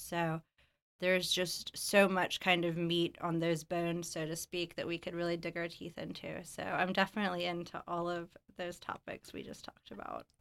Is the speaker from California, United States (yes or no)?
no; Alabama, United States; moved away as an adult; also born or lived in New Orleans / Los Angeles; I moved back to Alabama, my hometown, after living, you know, all over New Orleans, Los Angeles, abroad